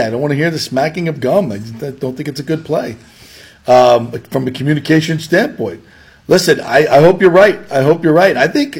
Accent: Hollywood, Florida, United States; Florida. The Canes were the dominant sports.

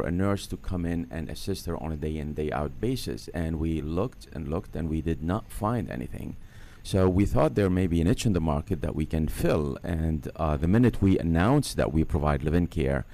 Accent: Lebanon; moved away as an adult; now in United States; Originally from Lebanon

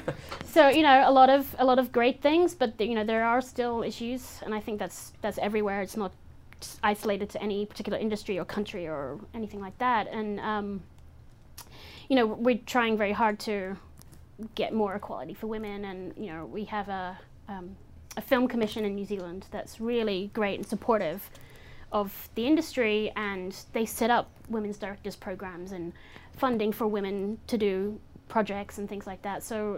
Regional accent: England, United Kingdom; my mother, I grew up in England. My mother still lives there, so I go to London

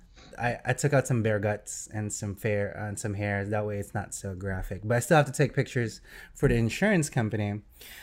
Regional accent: New Jersey, United States; we are from New Jersey, I'm calling on a Jersey number

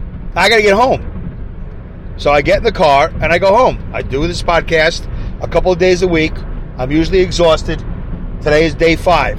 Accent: New York City, New York, United States; accent: Brooklyn; now in Saugerties, United States; my Brooklyn accent

